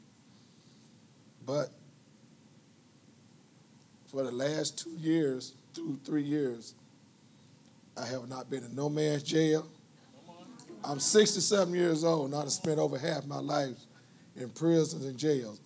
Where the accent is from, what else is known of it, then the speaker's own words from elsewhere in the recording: Los Angeles, California, United States; moved away as an adult; I'm from Los Angeles.